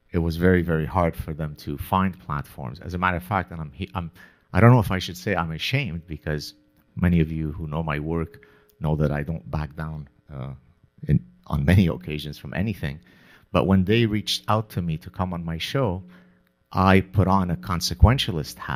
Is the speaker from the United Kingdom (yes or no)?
no; Lebanon; moved away; also born or lived in Canada; growing up in the Lebanese Civil War